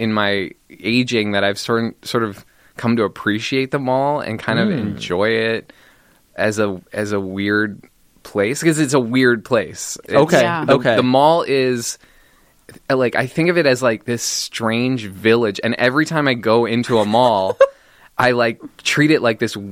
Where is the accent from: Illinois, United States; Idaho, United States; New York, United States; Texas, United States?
Texas, United States; Dallas; I am from Dallas, Texas